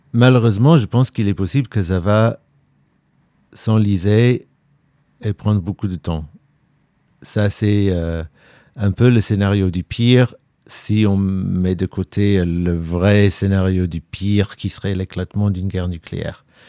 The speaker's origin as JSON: {"language": "French", "region": "London", "country": "United Kingdom", "tie": "born or raised there", "moved": "yes", "lives_now": "Ukraine", "said": "Je suis britannique, je suis né à Londres"}